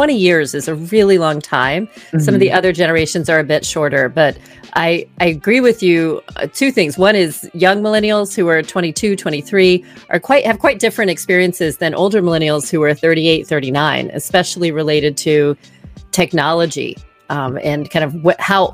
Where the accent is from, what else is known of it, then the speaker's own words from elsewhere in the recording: the South, United States; moved away as an adult; also born or lived in East Coast / West Coast; I grew up in the South